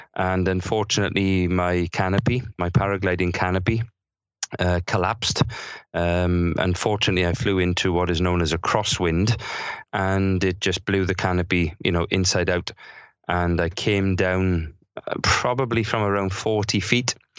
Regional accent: South Wales, United Kingdom; thirty years of having incredible, sometimes crazy experiences growing up in South Wales

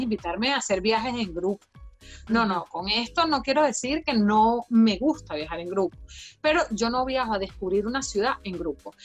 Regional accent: Venezuela; moved away as an adult; now in Ireland

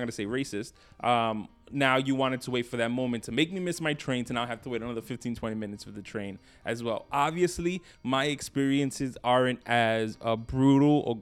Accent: New York City, New York, United States; I grew up in Brooklyn, New York

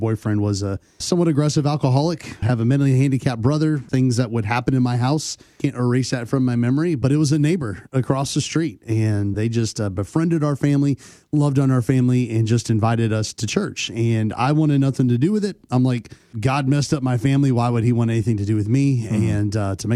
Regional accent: Texas, United States; moved away; I grew up in Texas, so, a little bit Bible Belt.

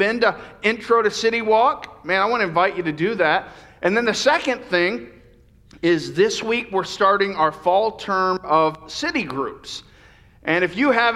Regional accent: the South, United States; now in Yuba City area, California, United States; Growing up in the South

